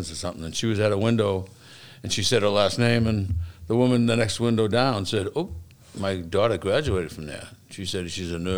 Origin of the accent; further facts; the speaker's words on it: Boston, Massachusetts, United States; also born or lived in Dorchester / Quincy, Massachusetts; I grew up in South Boston. I moved to Dorchester. I've been in Quincy for about 40 years.